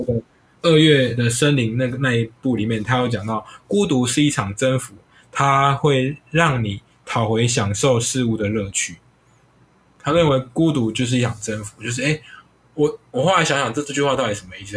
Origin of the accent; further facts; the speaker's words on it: Taiwan; 我们台湾人